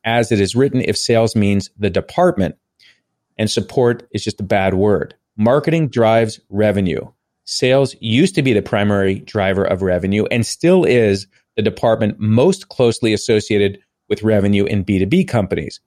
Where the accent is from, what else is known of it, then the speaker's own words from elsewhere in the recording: Long Island, New York, United States; I grew up on Long Island